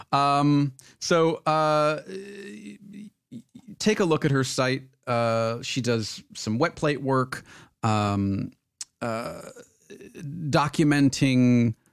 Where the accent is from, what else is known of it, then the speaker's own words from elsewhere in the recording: Michigan, United States; not only am I … from Michigan, I am … … from Michigan.